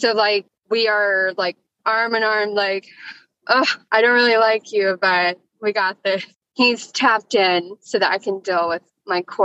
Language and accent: English; Houston, Texas, United States; also born or lived in Amarillo, Texas; I was born in Amarillo. I grew up down here, Houston